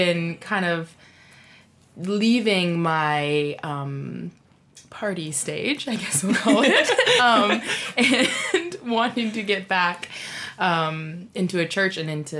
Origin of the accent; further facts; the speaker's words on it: Canada; moved away as an adult; now in Australia; I'm originally from Canada. Mm. Been living in Australia for the past year and a little bit now